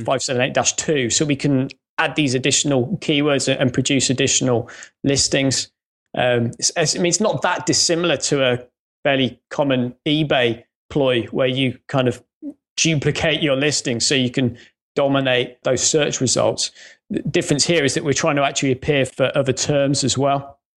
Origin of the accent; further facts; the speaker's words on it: Coventry, West Midlands, United Kingdom; accent: faint Midlands; moved away as an adult; now in Northampton, United Kingdom; I grew up in Coventry